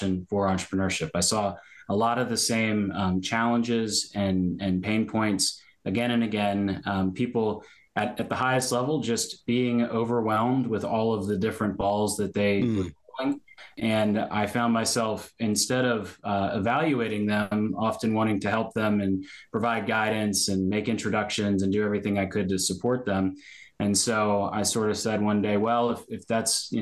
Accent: Richmond, Virginia, United States; also born or lived in Baltimore, Maryland; now in Annapolis, United States; I grew up in Richmond, Virginia.

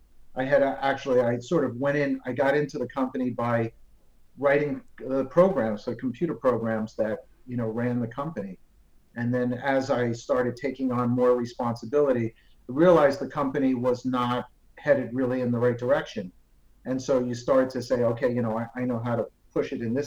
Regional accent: New Jersey, United States; moved away as an adult; now in Miami, United States; I was a Jersey boy, as we say, and that's New Jersey in the United States. Grew up there

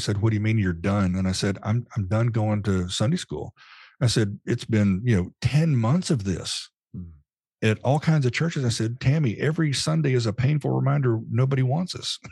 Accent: Dallas, Texas, United States; moved away as an adult; now in Nashville, United States; my mind always defaults to Dallas Fort Worth. That's where I grew up

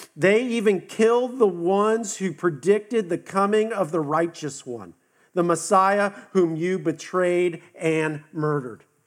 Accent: West Coast, United States; now in the South, United States; I'm from the West Coast

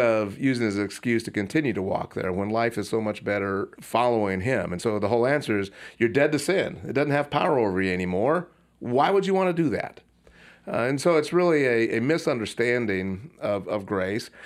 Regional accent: Puyallup, Washington, United States; my hometown of Puyallup, Washington

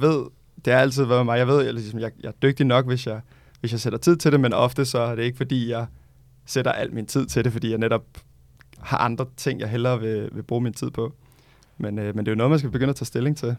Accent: Gentofte, Capital Region of Denmark, Denmark; now in Amager, Copenhagen, Denmark; født og opvokset i Gentofte

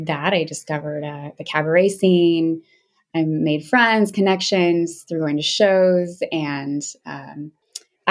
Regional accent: Seattle, Washington, United States; also born or lived in Alaska; I'm originally from Seattle. I grew up in the city of Seattle

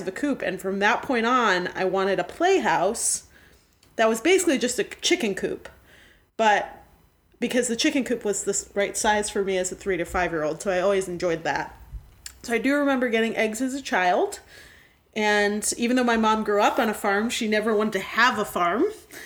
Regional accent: New England, United States; growing up in New England

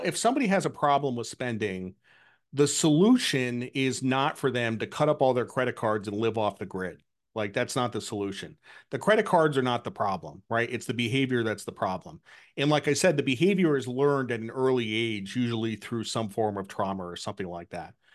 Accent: Connecticut, United States; I grew up in New England, I grew up in Connecticut

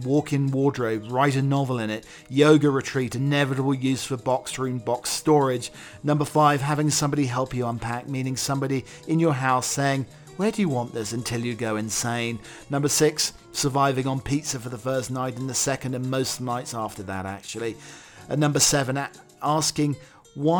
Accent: United Kingdom; being a Brit

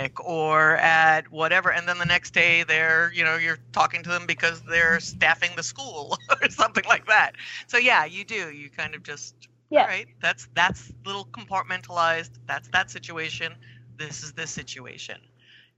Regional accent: New York, United States; moved away as an adult; now in Cordova, United States; I grew up in New York

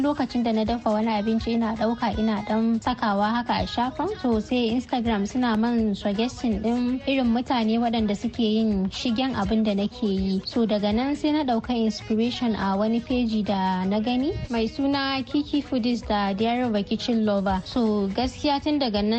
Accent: Katsina, Nigeria; also born or lived in Kontagora, Niger State (ancestral); ni yar asalin kwantagora ce a jihar niger amma an haife ni a katsina kuma a katsina na girma na yi karatu karatu a jami'ar Umar Musa Aduwa da ke a cikin jihar Katsina.

